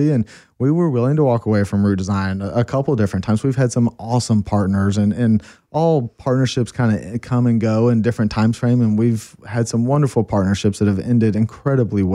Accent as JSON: {"language": "English", "town": "Austin", "region": "Texas", "country": "United States", "tie": "born or raised there", "moved": "as an adult", "lives_now": "Colorado, United States", "said": "we live born and raised in Austin"}